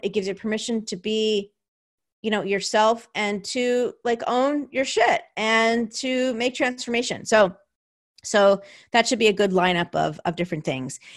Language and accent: English; New Jersey, United States; now in California, United States; my hometown of New Jersey